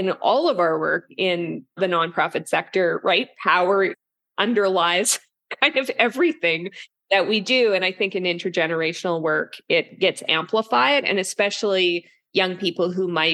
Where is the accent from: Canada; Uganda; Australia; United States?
Canada; Yukon; now in Toronto, Canada; I grew up in the Yukon, which is basically beside Alaska. And so I'm also jealous as I'm in the Eastern Canada now